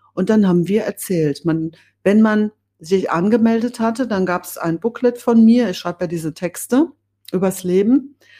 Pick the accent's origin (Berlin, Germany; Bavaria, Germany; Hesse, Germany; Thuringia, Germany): Hesse, Germany; Bad Orb; ich stamme ja aus Bad Orb im Spessart und aufgewachsen bin ich auf der Wegscheide